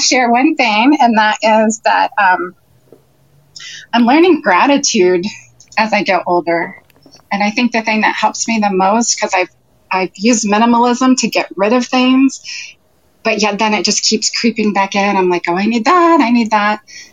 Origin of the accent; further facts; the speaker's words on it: Beavercreek, Ohio, United States; I'm from Beaver Creek, Ohio.